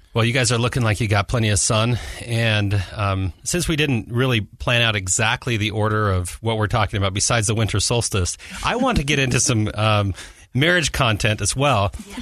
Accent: Alaska, United States; I grew up in Alaska

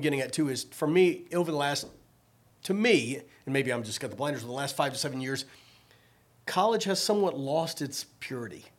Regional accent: Richmond, Virginia, United States; moved away; I grew up in Richmond, Virginia

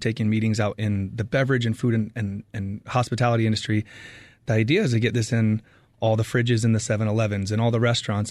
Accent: Arizona, United States; moved away as an adult; now in San Diego, United States; I grew up in Arizona, went to college here

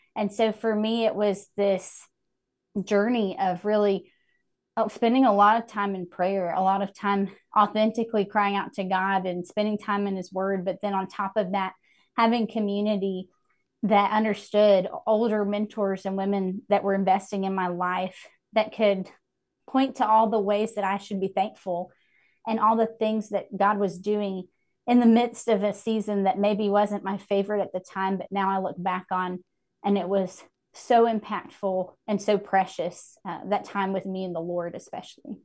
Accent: Hickory, North Carolina, United States; moved back to my hometown of Hickory

